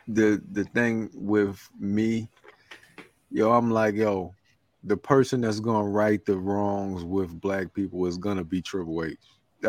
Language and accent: English; Maryland, United States